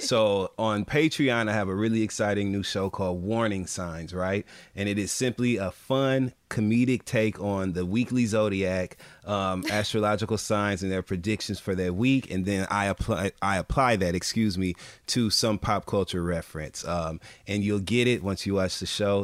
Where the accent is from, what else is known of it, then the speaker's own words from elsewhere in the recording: Michigan, United States; We're both from Michigan, both Midwestern black gay boys